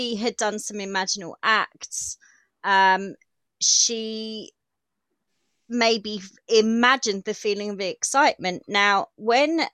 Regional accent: United Kingdom; accent: common accent; It's because I'm British. Here I'm very common. Believe me, it's a common accent

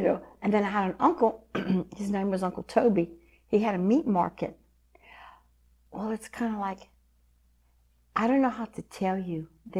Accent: Scott, Louisiana, United States; born or raised there

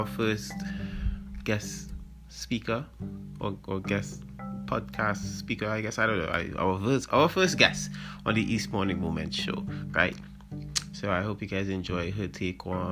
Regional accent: Trinidad & Tobago; we do a lot as Trinidadian people

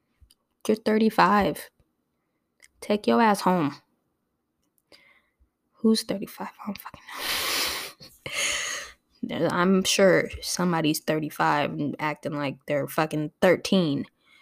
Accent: Torrance, California, United States; I grew up in Torrance amongst the whites and the Asians. I was not used to being around black folks other than my family. There was barely any of us there in Torrance at the schools.

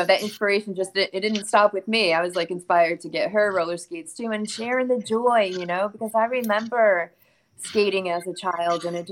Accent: New York City, New York, United States; now in Florida, United States; Currently, I'm in Florida, but I'm from New York, Brooklyn.

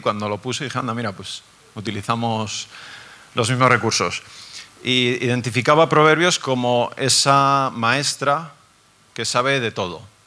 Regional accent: Basque Country, Spain; Yo soy del País Vasco

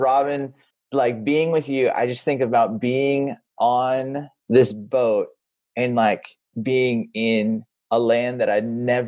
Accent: Southern California, United States; moved away as an adult; also born or lived in Grand Rapids, Michigan; I grew up in Southern California

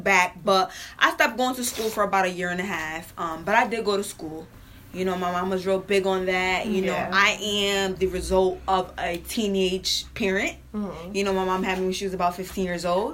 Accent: New Britain, Connecticut, United States; I'm from New Britain, Hartford area.

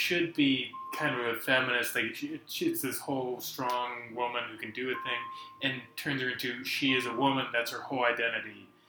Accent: Virginia, United States; I grew up in Virginia.

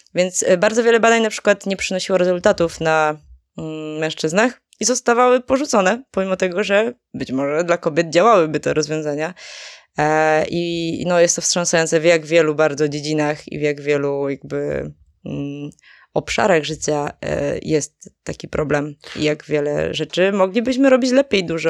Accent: Żywiec, Silesian Voivodeship, Poland; moved away; pochodzę z, z południa, z okolicy Żywca konkretnie

